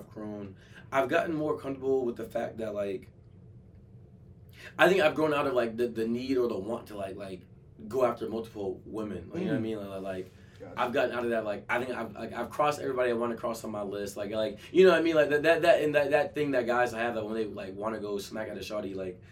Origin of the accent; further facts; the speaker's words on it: Atlanta, Georgia, United States; moved away; I'm from Atlanta. Like I'm from the South